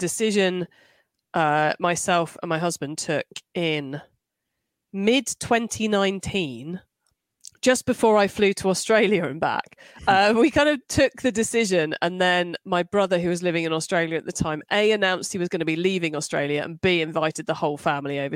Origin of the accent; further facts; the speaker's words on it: United Kingdom; being British